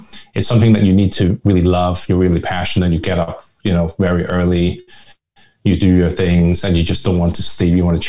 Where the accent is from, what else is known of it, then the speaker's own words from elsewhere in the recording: Belfast, Northern Ireland, United Kingdom; first language Hakka; English is a second language; moved away as an adult; now in Hong Kong; I was actually born and raised in Belfast, Northern Ireland, which is part of the UK.